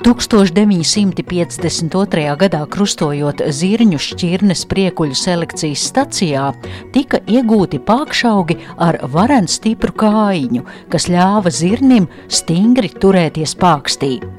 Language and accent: Latvian; Latvia; kā parasts latvietis